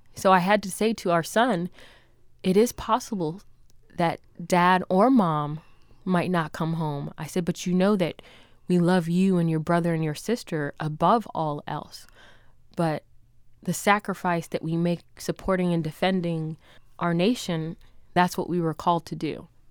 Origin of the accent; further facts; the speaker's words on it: Jamaica; now in United States; I'm from Jamaica, but I'm American